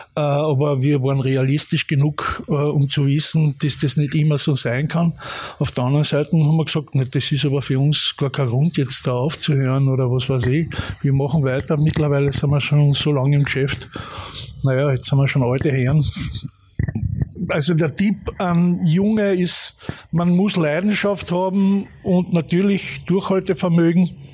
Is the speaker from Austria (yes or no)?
yes; Carinthia, Austria; ich habe dann auch natürlich meine erste Band gehabt in Klagenfurt, ich bin ja Kärntner